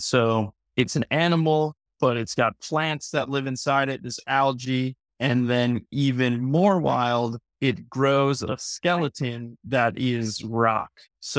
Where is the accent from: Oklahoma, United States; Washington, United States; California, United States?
California, United States; San Diego; Yeah, so I grew up in San Diego, California. I spent as much time as I could on the beach and in the waves and have a deep connection to the ocean and to nature.